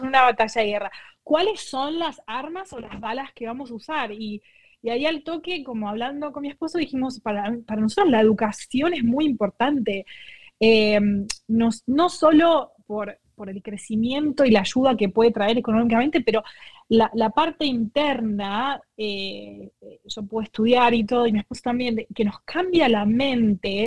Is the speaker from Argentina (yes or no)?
yes; Argentina; moved away; yo soy de Argentina